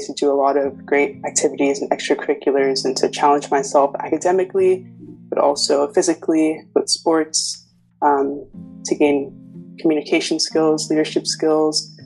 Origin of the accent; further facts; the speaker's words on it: Wesley Chapel, Florida, United States; moved away as an adult; also born or lived in Ikeja, Nigeria / Tampa, Florida; now in Cambridge, United Kingdom; moved to Wesley Chapel, Florida, which is right next to Tampa